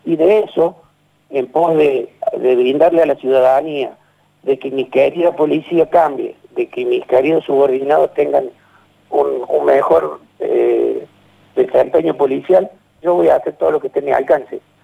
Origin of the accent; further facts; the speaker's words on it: Villa Corina, Buenos Aires, Argentina; Yo fui nacido y criado en Villa, Corina